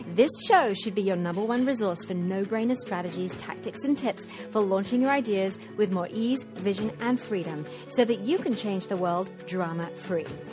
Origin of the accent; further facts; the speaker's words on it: Wimbledon, London, United Kingdom; moved away as an adult; also born or lived in Mexico / Guatemala; I am in this gorgeous, light-filled house in my hometown, Wimbledon